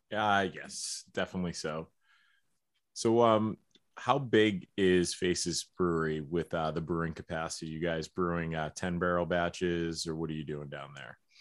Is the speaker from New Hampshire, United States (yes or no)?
yes; New Hampshire, United States; we're from New Hampshire